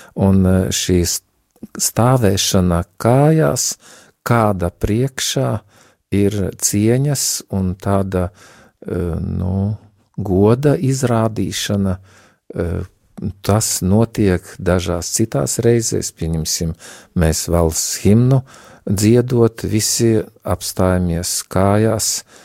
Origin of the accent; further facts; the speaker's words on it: Latgale, Latvia; accent: Latgalian; es arī no Latgales, kā jūs jau dzirdat, varbūt pēc manas izrunas var teikt